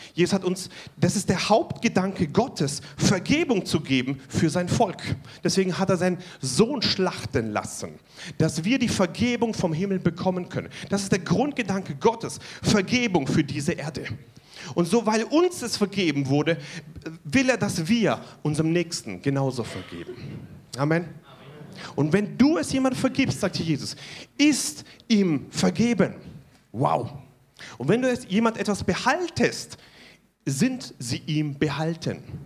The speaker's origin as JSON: {"language": "German", "country": "Germany", "said": "Wir als Deutsche"}